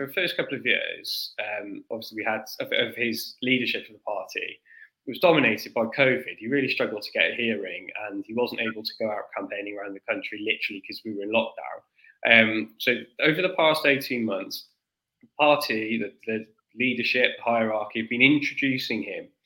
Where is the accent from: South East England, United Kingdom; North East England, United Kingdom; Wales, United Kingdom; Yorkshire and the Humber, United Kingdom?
Wales, United Kingdom; South; I'm from South Wales